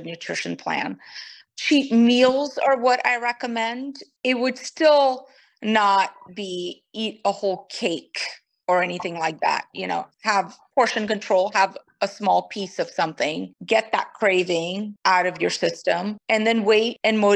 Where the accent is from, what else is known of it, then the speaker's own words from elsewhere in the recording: Brazil; first language Portuguese; English is a second language; moved away as an adult; also born or lived in Kanpur, India; now in United States; I moved to Brazil when I was very, very young and I was raised in Brazil. So Portuguese is really my first language